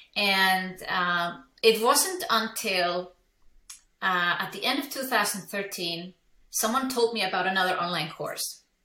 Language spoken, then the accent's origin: English; Iceland; English is a second language; moved away as an adult; now in Switzerland; I'm from Iceland, I live in Switzerland.